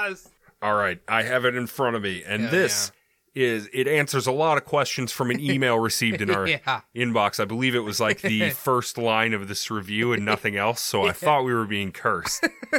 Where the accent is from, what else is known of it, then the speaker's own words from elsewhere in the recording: Miami, Florida, United States; Seriously, I'm from Miami. I fear for my felines and friends. I have some pretty freaky stories for you about our local crime lore.